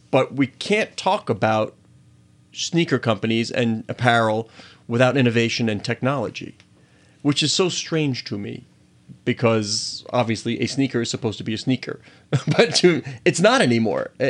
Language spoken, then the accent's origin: English; New Zealand; now in United States; growing up in New Zealand